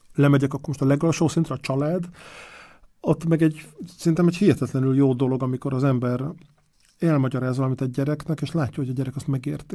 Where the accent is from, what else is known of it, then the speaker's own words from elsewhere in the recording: Budapest, Hungary; moved away as an adult; also born or lived in Lake Balaton; now in Parma, Italy; én Pesti vagyok